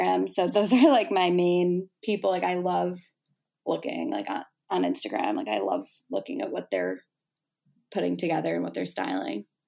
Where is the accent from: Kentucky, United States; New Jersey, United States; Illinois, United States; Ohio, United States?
Illinois, United States; Chicago; I'm from Chicago